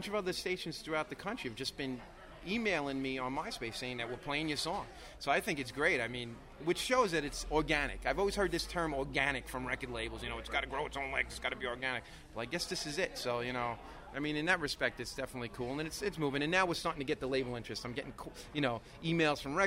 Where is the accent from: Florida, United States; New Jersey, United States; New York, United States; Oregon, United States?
New York, United States; New York City; Born and raised, I've lived in Brooklyn my entire life